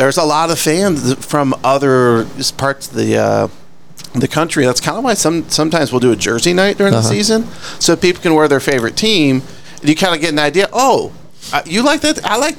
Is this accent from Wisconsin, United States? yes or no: yes; Wisconsin, United States; moved away as an adult; now in Texas, United States; I'm from Wisconsin originally. I moved here in 99, so I've been here a while.